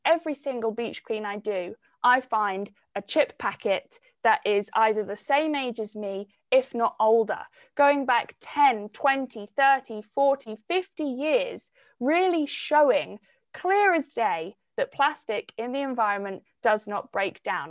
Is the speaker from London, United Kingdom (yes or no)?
no; Cornwall, South West England, United Kingdom; growing up in Cornwall and being so connected to the environment from such a young age